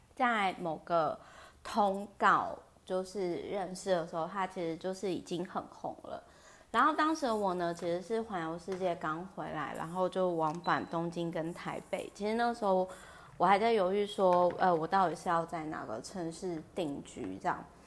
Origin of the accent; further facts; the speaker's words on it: Kaohsiung, Taiwan; moved away; 因为我老家是在高雄嘛 然后在乡下